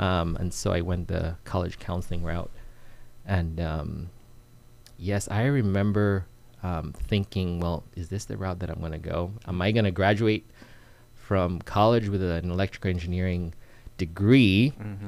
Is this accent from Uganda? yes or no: yes; Uganda; moved away as an adult; now in United States; I'm originally from Uganda. Mm-hmm. I moved to the states when I was um, about 20 years old